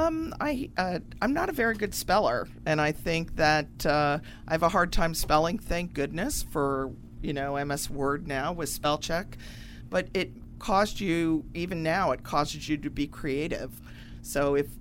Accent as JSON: {"language": "English", "region": "Central New Jersey", "country": "United States", "said": "Central New Jersey."}